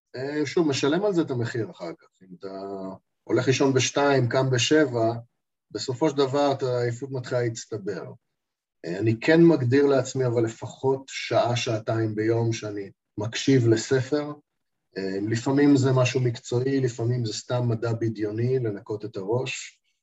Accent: Eilat, Southern District, Israel; אני ילדתי, גם גדלתי באילת

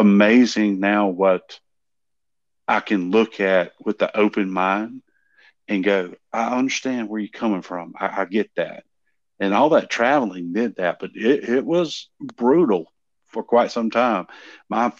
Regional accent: the South, United States; I am from the South and live on a dirt road

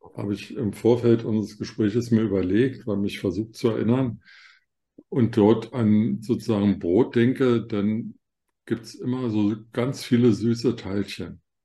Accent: Germany; ich als Deutscher

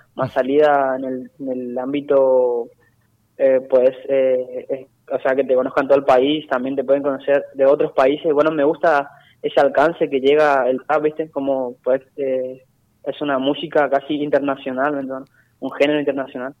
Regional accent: Itatí, Corrientes, Argentina; mi pueblo

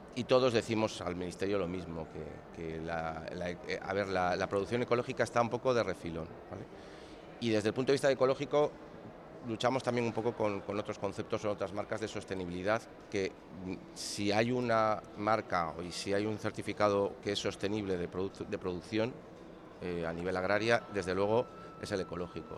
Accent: A Coruña, Galicia, Spain; moved away; yo soy de La Coruña. Entonces, a nivel personal encima he vuelto a mi casa

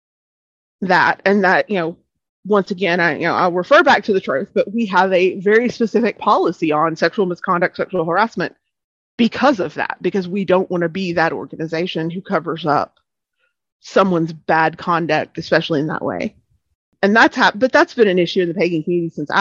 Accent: East Arkansas, United States; I am born and raised in East Arkansas, not far from West Memphis

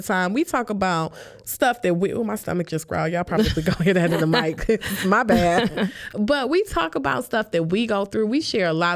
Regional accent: Detroit, Michigan, United States; I'm from Detroit

